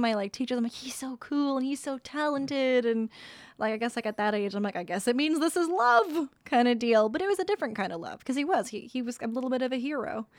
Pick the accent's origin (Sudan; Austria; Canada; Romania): Canada; Sault Ste. Marie, Ontario; moved away; I came from Sault Ste. Marie